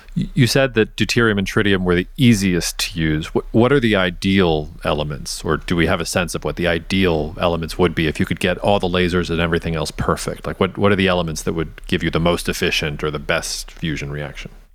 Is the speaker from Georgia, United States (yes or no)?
yes; Georgia, United States; my home state of Georgia